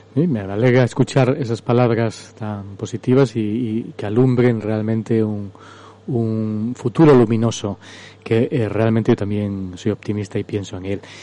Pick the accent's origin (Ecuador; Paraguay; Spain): Spain; Cáceres, Extremadura; Yo soy extremeño, ya nos hemos, hemos convivido, hemos compartido comunidad autónoma, la ciudad de Cáceres que es la ciudad que me vio nacer